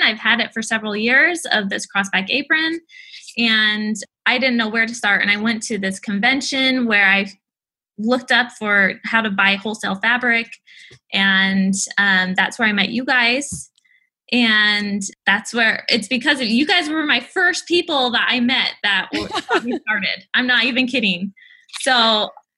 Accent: Japan; now in United States; I grew up in Japan

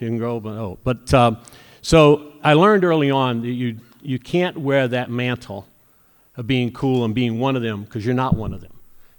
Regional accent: Mobile, Alabama, United States; also born or lived in New York; now in Cleveland, United States; I'm from Mobile, Alabama

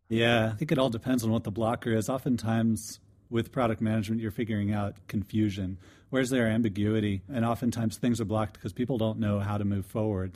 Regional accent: DeLand, Florida, United States; moved away; I'm from DeLand, Florida

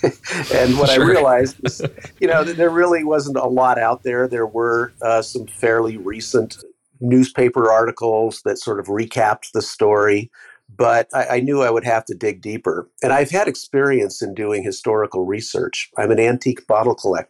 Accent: San Jose, California, United States; I grew up mostly in San Jose

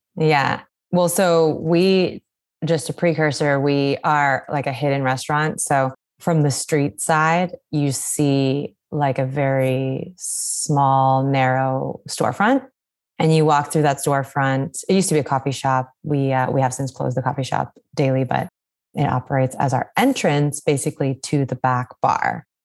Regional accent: British Columbia, Canada; now in New York, United States; growing up growing up in British Columbia

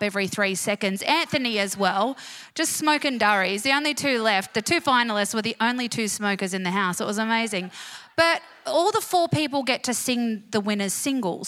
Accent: Bankstown, New South Wales, Australia; from Bankstown

